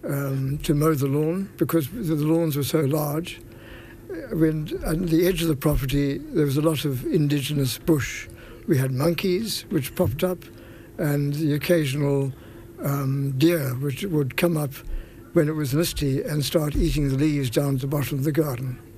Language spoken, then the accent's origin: English; Durban, KwaZulu-Natal, South Africa; moved away as an adult; now in Rosslare Strand, Ireland; I was born in South Africa, yes, in a place called Durban